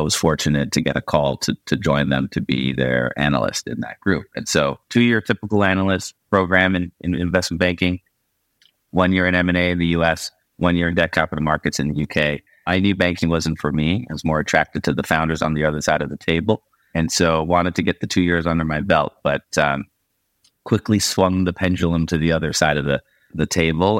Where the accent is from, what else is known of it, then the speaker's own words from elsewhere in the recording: Markham, Ontario, Canada; moved away as an adult; now in San Francisco, United States; I grew up in Markham, Ontario